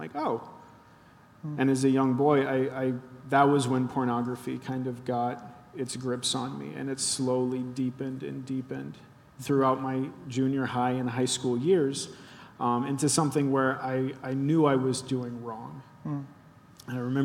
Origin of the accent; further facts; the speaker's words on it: Cincinnati, Ohio, United States; I grew up in Cincinnati, and we actually have an Eiffel Tower down there